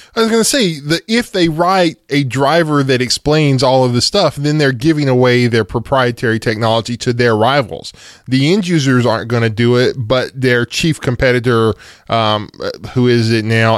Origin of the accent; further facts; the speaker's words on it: United States; here in America 'cause I'm American